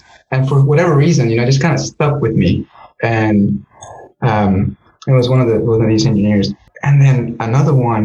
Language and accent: English; Navasota, Texas, United States; also born or lived in Guanajuato, Mexico; in my hometown in Navasota, Texas